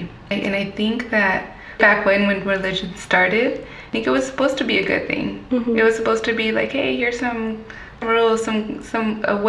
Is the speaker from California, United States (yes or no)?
yes; Fontana, California, United States; also born or lived in San Bernardino; I'm from San Bernardino originally. Mm-hmm. I was raised in the Fontana area.